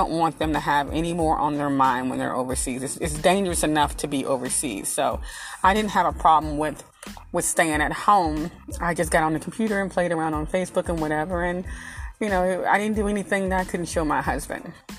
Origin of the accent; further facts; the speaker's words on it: Arkansas, United States; I'm from the country. I'm from Arkansas